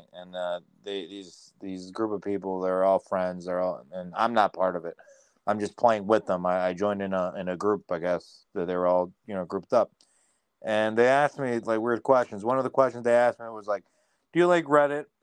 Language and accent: English; South Florida, United States; I'm from South Florida